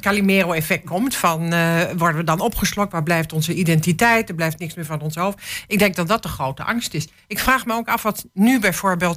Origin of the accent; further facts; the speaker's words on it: Hengelo, Overijssel, Netherlands; ik ben echt een Hengeloze, maar ehm, ik ben ook Twentse, Nederlandse